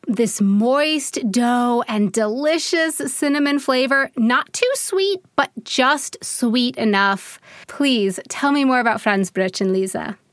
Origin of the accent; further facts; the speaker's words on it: United States; moved away as an adult; now in Germany; as an American